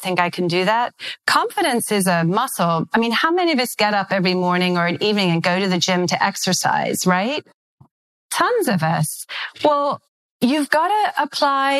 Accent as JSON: {"language": "English", "country": "United Kingdom", "accent": "British", "moved": "yes", "said": "my British accent"}